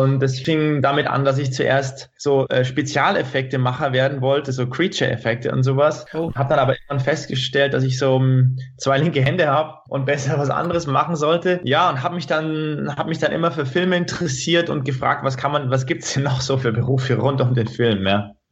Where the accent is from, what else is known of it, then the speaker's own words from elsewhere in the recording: Prien am Chiemsee, Bavaria, Germany; Also da in, in Prinam-Chiemsee, wo ich, wo ich herkomme, da, da gibt's immer noch eine kleine Videothek